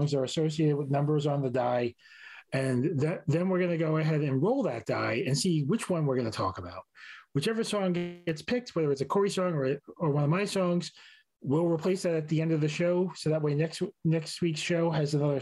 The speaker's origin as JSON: {"language": "English", "town": "New York City", "region": "New York", "country": "United States", "tie": "born or raised there"}